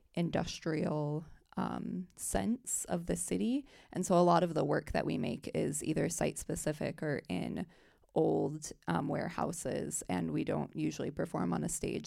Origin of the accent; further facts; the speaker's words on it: South Bend, Indiana, United States; I'm from South Bend, Indiana, and it's a smaller city